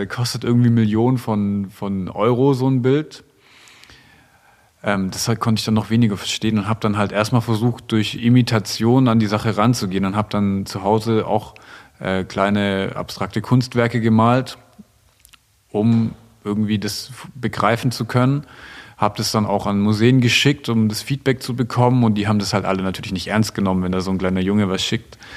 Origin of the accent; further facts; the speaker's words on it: Stuttgart, Baden-Württemberg, Germany; Und gerade in Stuttgart, wo ich, wo ich herkomme, da ist ja schon der optimale Weg, den so die Gesellschaft von dir möchte